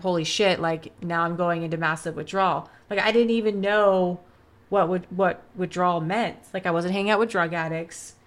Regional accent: Vancouver, British Columbia, Canada; moved away as an adult; also born or lived in Los Angeles, United States; now in California, United States; I'm from Canada. So I grew up in Vancouver

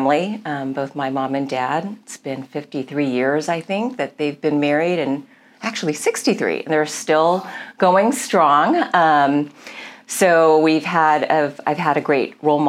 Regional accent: Milpitas, California, United States; also born or lived in Daly City, California; I grew up in Milpitas, which was a very small town.

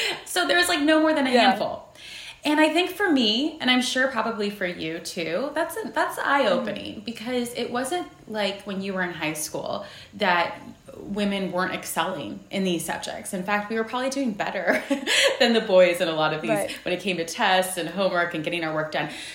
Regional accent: San Jose, California, United States; I was born and raised in San Jose, California

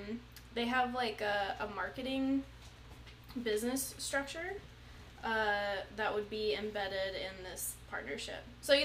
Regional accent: Arizona, United States; moved away; This is one of my hometown AZ friends.

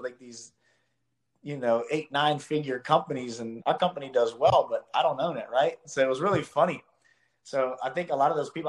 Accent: Columbus, Ohio, United States; single wide trailer kid growing up in Columbus, Ohio

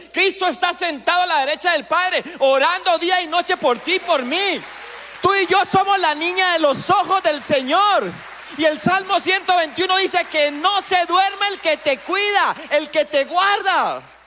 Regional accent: Colombia; nuestro país

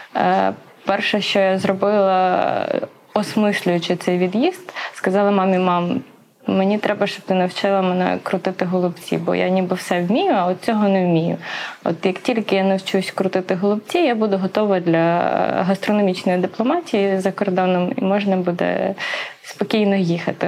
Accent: Volhynia, Volyn Oblast, Ukraine; я з Волині

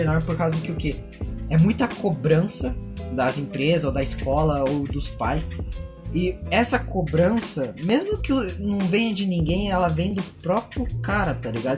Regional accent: South Region, Brazil; a gente é, né, tipo, sulista de capital, de, é, cidade grande

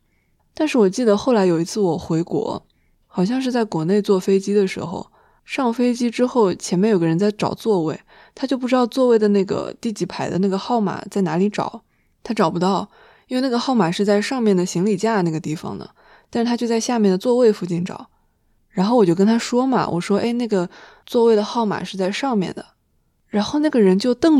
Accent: China; 但是他因为知道我们是中国人，他还是硬憋了一句中文

